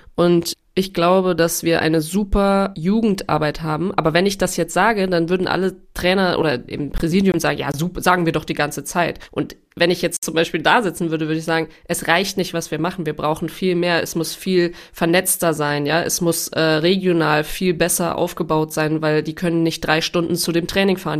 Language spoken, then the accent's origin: German; Trier, Rhineland-Palatinate, Germany; moved away as an adult; also born or lived in Mainz / Paris / England; Ich bin in Trier aufgewachsen. Ich bin eigentlich in Mainz geboren, aber in Trier aufgewachsen